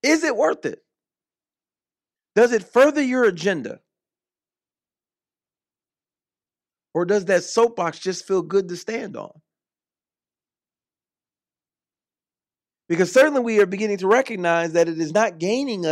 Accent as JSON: {"language": "English", "country": "United States", "also_born_or_lived": "Orlando", "said": "I'm American"}